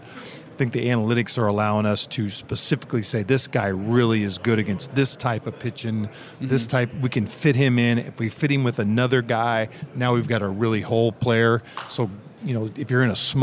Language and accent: English; Evansville, Indiana, United States; a lot of guys coming from a small town like me. I'm coming from Evansville, Indiana.